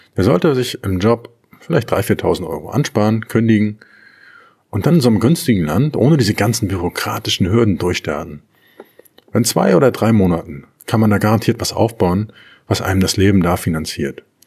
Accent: Germany; In Deutschland, wo ich herkomme

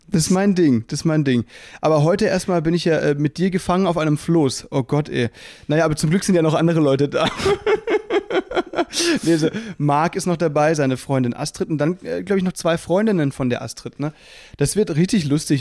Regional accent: Müllheim, Baden-Württemberg, Germany; moved away; es war eine Kleinstadt, so 20.000 äh, Einwohner im Müllheim, ne? zwischen Freiburg und Basel

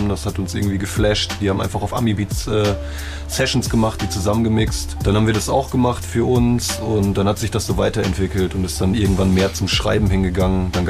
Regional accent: Bielefeld, North Rhine-Westphalia, Germany; Wir kommen beide aus Bielefeld und sind Teil vom Sturwerk-Kollektiv.

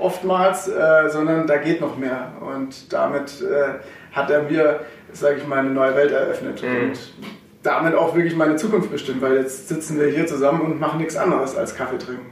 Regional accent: Sulz am Eck, Baden-Württemberg, Germany; also born or lived in Herrenberg / Karlsruhe; aufgewachsen in Sulz am Eck, richtig. Äh, da bin ich groß geworden

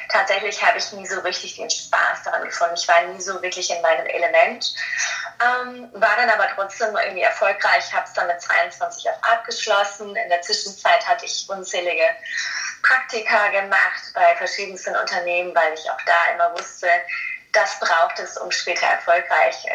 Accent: Rhineland-Palatinate, Germany; ich bin in der Nähe von Mainz groß geworden und ähm, habe erstmal klassisch nach meinem Abitur International Business studiert in Mainz selbst.

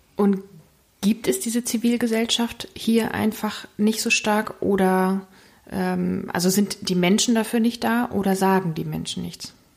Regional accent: East Germany, Germany; Ich bin selbst im Osten geboren

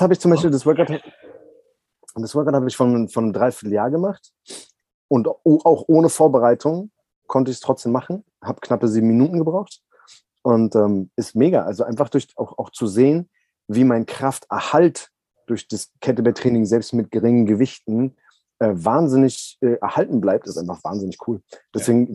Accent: Berlin, Germany; ich bin ja Berliner, also ich bin in Berlin aufgewachsen

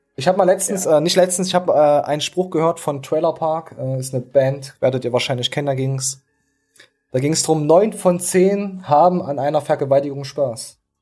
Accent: East Germany, Germany; als Ostler

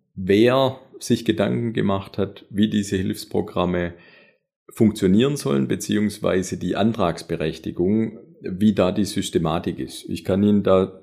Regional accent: Metzingen, Baden-Württemberg, Germany; accent: Swabian; moved away as an adult; also born or lived in Konstanz / Radolfzell; Also ich habe tatsächlich schwäbische Wurzel und zwar ganz genau aus Metzingen

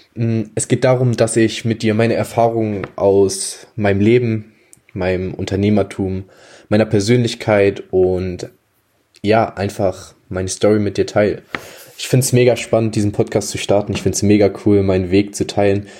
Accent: Germany; ich bin 19 Jahre, komme aus einem kleinen Dorf in der Nähe von Hamburg

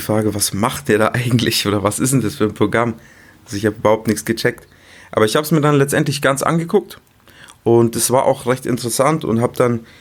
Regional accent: Munich, Bavaria, Germany; Ich bin 23 Jahre alt, komme aus München.

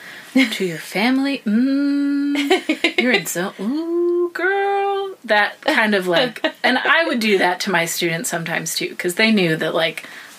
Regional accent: United States; moved away; as an American

